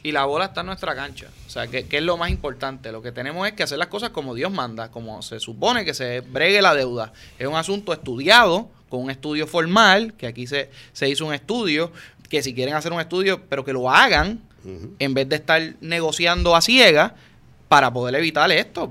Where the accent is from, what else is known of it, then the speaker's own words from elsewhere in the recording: Puerto Rico; como puertorriqueño